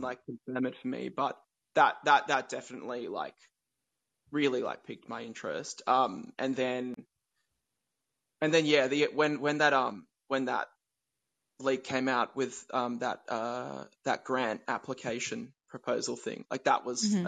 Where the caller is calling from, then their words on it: Australia; I'm calling in from Australia